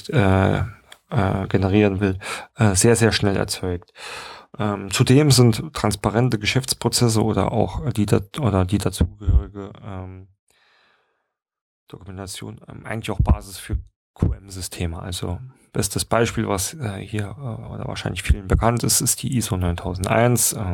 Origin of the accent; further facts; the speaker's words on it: Saarland, Germany; gerade kann man vielleicht ja auch mal ansprechen aus dem Saarland, wo ich herkomme